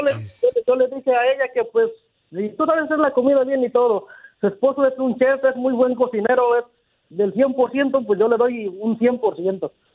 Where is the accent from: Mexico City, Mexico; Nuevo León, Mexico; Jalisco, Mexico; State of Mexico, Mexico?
State of Mexico, Mexico; Toluca; now in San Jose, United States; yo soy de Toluca, el Estado de México